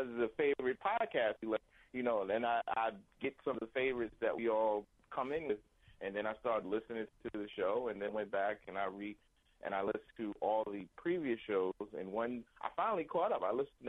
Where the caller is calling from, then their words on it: New York City, New York, United States; From Queens, New York.